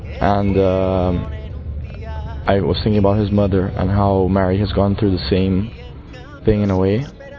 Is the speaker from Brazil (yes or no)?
yes; Brazil; I'm from Brazil. I'm 20 years old.